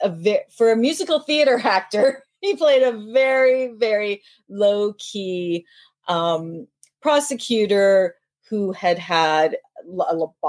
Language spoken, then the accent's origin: English; Philippines; I'm Filipina